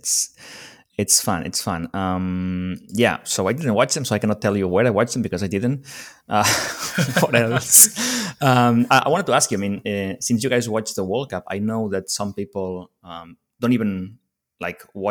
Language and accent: English; Spain; I was from Spain